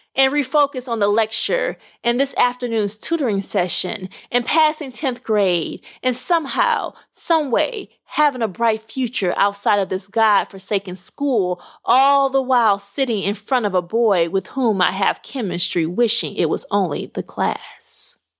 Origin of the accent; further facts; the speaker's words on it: Little Rock, Arkansas, United States; moved away; I actually ra-, was raised very close to Memphis in Little Rock, Arkansas.